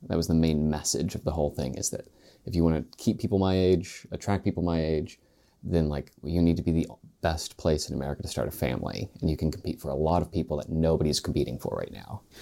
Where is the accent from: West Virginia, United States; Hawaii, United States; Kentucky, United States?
West Virginia, United States; Spencer; I'm from Spencer, West Virginia, which is in Roane County